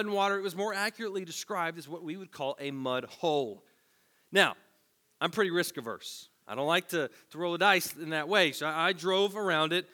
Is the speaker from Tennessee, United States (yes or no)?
yes; Tennessee, United States; As a teenager growing up in Tennessee